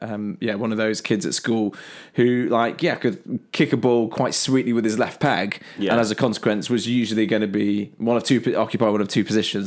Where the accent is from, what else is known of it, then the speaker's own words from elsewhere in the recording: Long Eaton, East Midlands, United Kingdom; So, I'm from the Derbyshire, Nottinghamshire borders, slash suburbs, a place called Long Eaton, which is slap bang in the middle of the two.